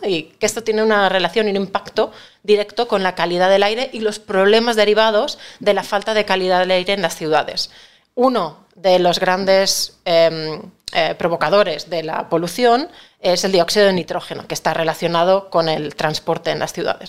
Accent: Catalonia, Spain; now in Madrid, Spain; yo no dejo de ser una catalana afincada en Madrid, soy española

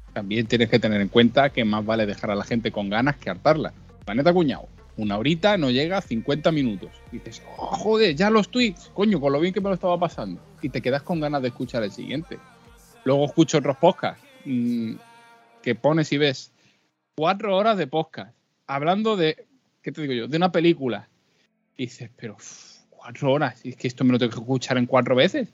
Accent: Madrid, Community of Madrid, Spain; moved away as an adult; now in Mijas, Spain; yo nací en Madrid, y he estado viviendo en Madrid hasta los 23 años

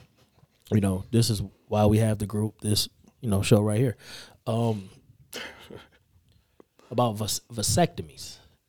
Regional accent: Detroit, Michigan, United States; I'm from Detroit

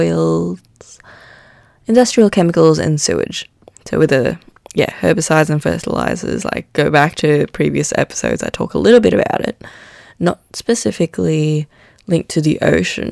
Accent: Manila, Metro Manila, Philippines; moved away; I grew up in Manila in the Philippines

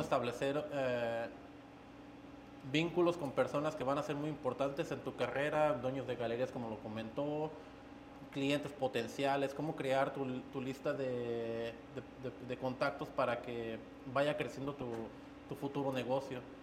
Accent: Guanajuato, Mexico; moved away; de donde soy de Guanajuato se, se trabaja mucho el barro.

